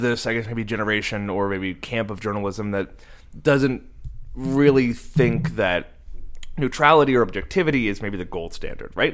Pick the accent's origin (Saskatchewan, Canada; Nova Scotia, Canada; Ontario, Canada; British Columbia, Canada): Nova Scotia, Canada; Cape Breton; moved away; I grew up in Cape Breton on the East Coast, and there was no queer community there